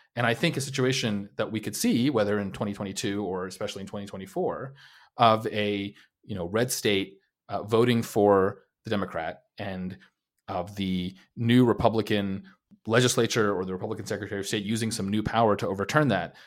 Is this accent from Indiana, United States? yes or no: no; New York City, New York, United States; also born or lived in New Jersey / Long Island; I'm from, uh, the New York City area. I was, uh, born in New York City, New Jersey, Long Island